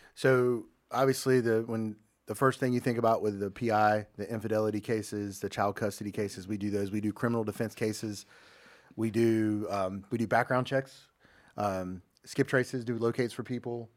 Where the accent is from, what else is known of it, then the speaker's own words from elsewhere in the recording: Jacksonville, North Carolina, United States; Born and raised in Jacksonville